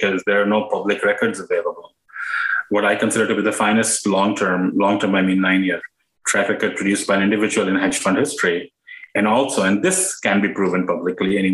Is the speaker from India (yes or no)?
yes; India; moved away as an adult; now in United States; I grew up in India, and I came to the U.S. for graduate school.